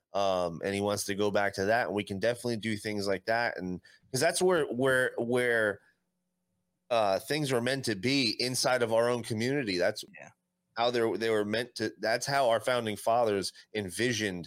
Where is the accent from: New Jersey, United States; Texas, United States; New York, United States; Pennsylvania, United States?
New Jersey, United States; I'm from Jersey too